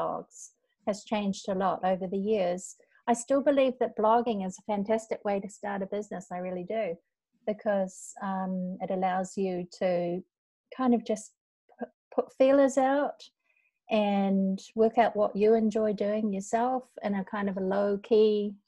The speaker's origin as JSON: {"language": "English", "region": "North Island", "country": "New Zealand", "moved": "as an adult", "lives_now": "Osaka, Japan", "said": "we are both from New Zealand, although I'm from the North Island. I live in Japan, in Osaka, or just out of Osaka, and I've lived here for, it's embarrassing to say, but I've lived here for over 20 years."}